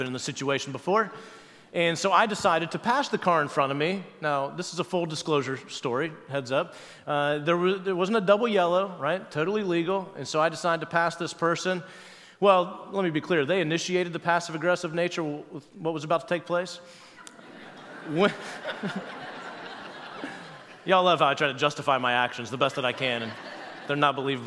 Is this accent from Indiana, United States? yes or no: yes; Wabash, Indiana, United States; also born or lived in Cincinnati area; now in Cincinnati, United States; my hometown of Wabash, Indiana, where my parents still live